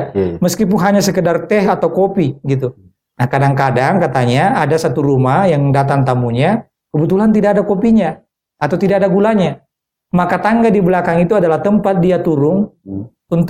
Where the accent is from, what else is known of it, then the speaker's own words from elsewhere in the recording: South Sulawesi, Indonesia; Eh, biasanya kalau kita lihat di rumah-rumah Bugis dan juga termasuk di kampung saya. Iya. Ya ini Bugis Makassar kan di kampung hmm. saya.